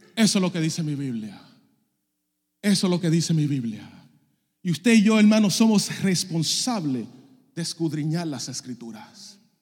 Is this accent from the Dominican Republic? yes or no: yes; Dominican Republic; also born or lived in Puerto Rico; Yo soy dominicano